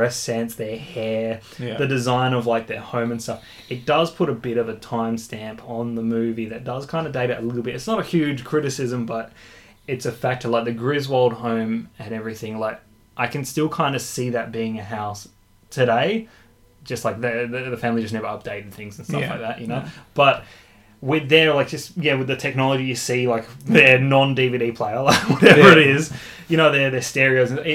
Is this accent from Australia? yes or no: yes; Australia; we're Australian